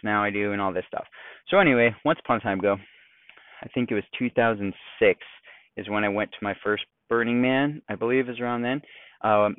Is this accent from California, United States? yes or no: yes; San Diego, California, United States; We're from San Diego